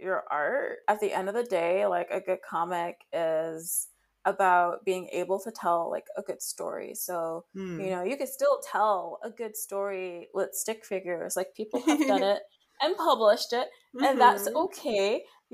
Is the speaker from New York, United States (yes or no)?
yes; New York City, New York, United States; growing up in New York City and going to public school